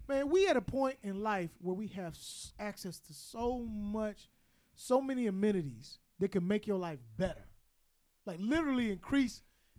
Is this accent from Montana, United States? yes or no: no; Arkansas, United States; I'm from Arkansas, man.